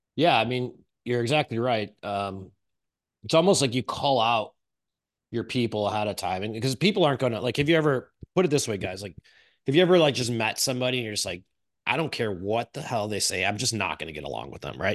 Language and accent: English; Chicago, Illinois, United States; I'm from Chicago. This is how I talk